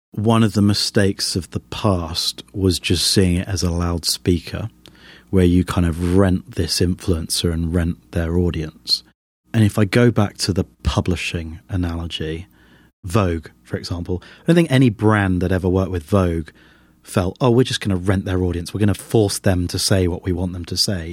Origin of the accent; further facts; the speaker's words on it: United Kingdom; as a Brit